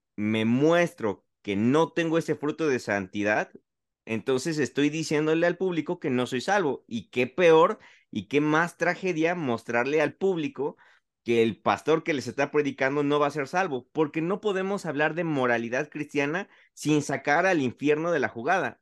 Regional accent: Mexico; yo como mexicano, como latino, que no sabe inglés

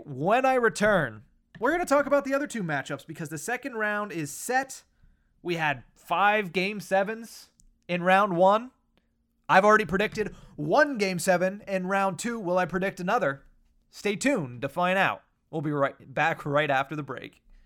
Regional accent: Western Pennsylvania, United States; growing up in Western Pennsylvania

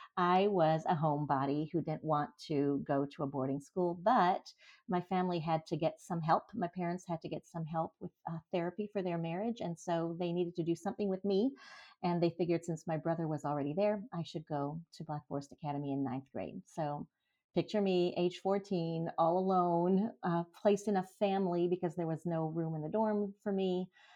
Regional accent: France; now in Germany; I am an American, Canadian, and French person. My dad was Canadian. My mom is American. I was born and raised in France. I have three passports.

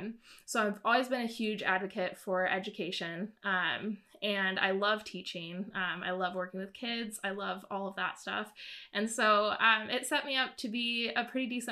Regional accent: Southwest Missouri, United States; also born or lived in Vancouver area, Canada; I'm from Missouri, Southwest Missouri. And born and raised there

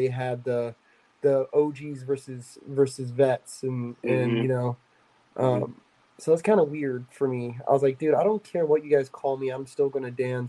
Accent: United States; I'm Native American.

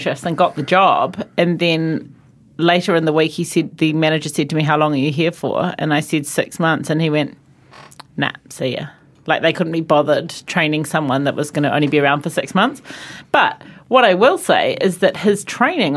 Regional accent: New Zealand; I'm from New Zealand

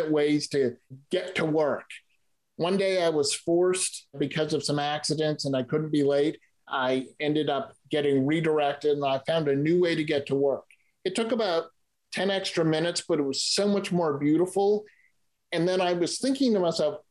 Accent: Boston, Massachusetts, United States; moved away as an adult; also born or lived in San Francisco, California; now in Clayton, California, United States; I grew up in the Boston area

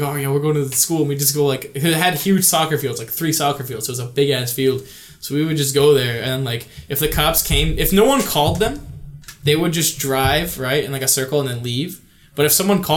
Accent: White Plains, New York, United States; an all boys Catholic high school my hometown

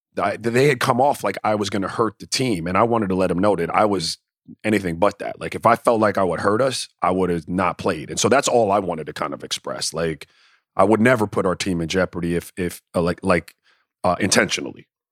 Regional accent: Miami, Florida, United States; moved away; also born or lived in U.S. Virgin Islands; I grew up in Miami and in the Virgin Islands

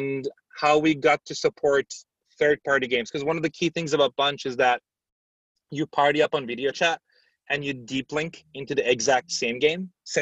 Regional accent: Turkey; moved away as an adult; also born or lived in San Francisco, United States; now in United States; I grew up in Turkey.

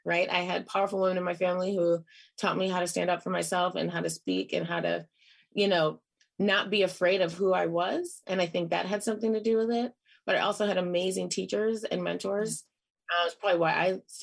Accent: Flint, Michigan, United States; moved away as an adult; also born or lived in Oakland; growing up in Flint, Michigan

